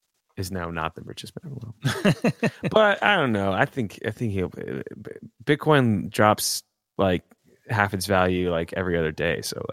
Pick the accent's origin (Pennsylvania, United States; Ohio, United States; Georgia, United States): Georgia, United States; my home state of Georgia.